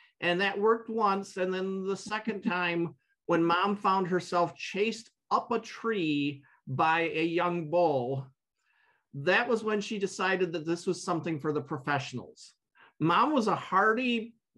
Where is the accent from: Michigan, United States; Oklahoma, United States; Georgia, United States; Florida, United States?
Michigan, United States; Byron Center; I grew up and 20 miles from where I'm sitting right now. Little town called Byron Center